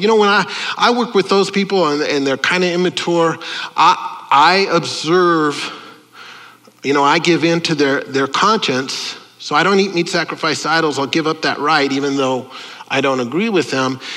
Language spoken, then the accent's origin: English; United States; I'm an American. I'm an Italian-American